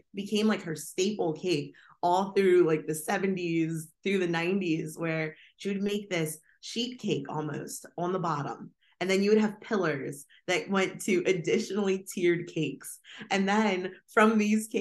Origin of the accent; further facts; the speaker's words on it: Harrisburg, Pennsylvania, United States; I am originally from Central Pennsylvania. Harrisburg, PA is home